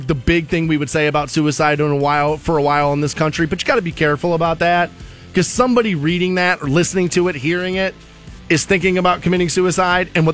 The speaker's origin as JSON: {"language": "English", "town": "Twinsburg", "region": "Ohio", "country": "United States"}